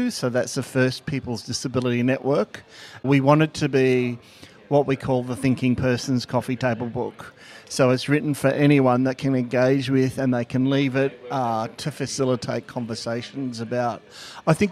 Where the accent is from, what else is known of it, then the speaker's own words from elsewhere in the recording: New South Wales, Australia; first language Gathang; English is a second language; So, um, and uh, from the Worimi. So, first thing I'll do is welcome you in my native language of Gathang.